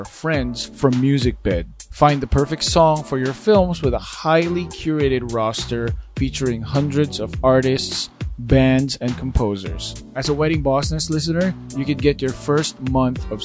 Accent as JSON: {"language": "English", "country": "Philippines", "tie": "born or raised there", "said": "I grew up in the Philippines"}